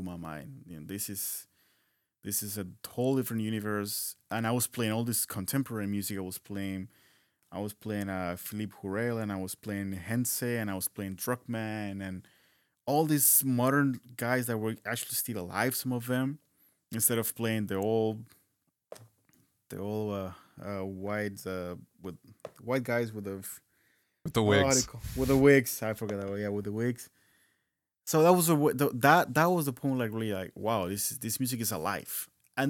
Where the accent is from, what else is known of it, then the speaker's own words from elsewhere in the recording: Colombia; moved away; also born or lived in Bogota; start music in the same university in my hometown